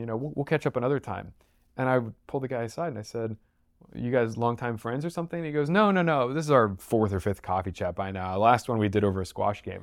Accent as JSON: {"language": "English", "town": "Houston", "region": "Texas", "country": "United States", "said": "I'm from Houston"}